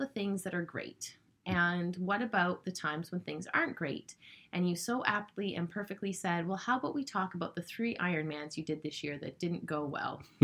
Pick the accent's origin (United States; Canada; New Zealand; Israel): Canada; being proud Canadian business owners